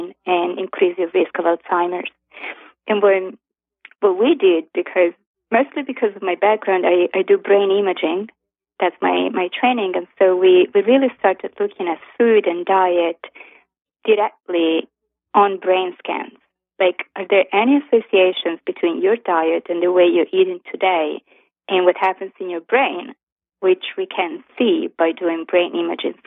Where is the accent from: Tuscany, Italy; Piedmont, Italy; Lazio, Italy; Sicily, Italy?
Tuscany, Italy; Florence; moved away as an adult; now in New York, United States; I'm Italian. I was born and raised in Florence, in Italy, and I moved to New York